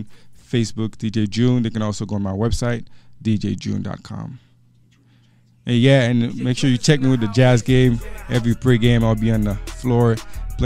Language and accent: English; Haiti; moved away; growing up in Haiti